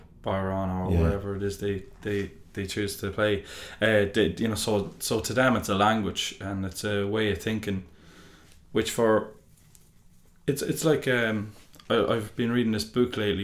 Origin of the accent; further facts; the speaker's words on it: Drogheda, Leinster, Ireland; I grew up in Drogheda in Ballsgrove